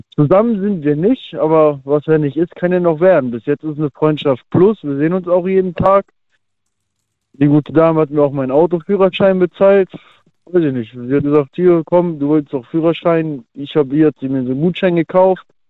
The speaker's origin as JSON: {"language": "German", "town": "Munich", "region": "Bavaria", "country": "Germany", "said": "Ich bin aus der Ecke München"}